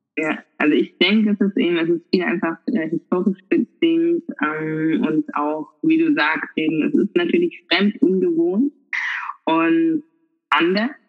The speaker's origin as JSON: {"language": "German", "town": "Karlsruhe", "region": "Baden-Württemberg", "country": "Germany", "tie": "born or raised there", "said": "ich bin halt Karlsruherin. Und äh, ich glaube, man hört es auch so ein bisschen am äh, Dialekt. Und ähm, ich wurde in Karlsruhe geboren, bin aufgewachsen"}